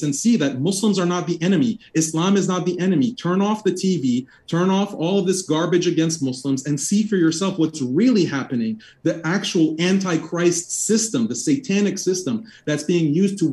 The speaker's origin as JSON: {"language": "English", "region": "Texas", "country": "United States", "tie": "born or raised there", "said": "I was born and raised in Texas"}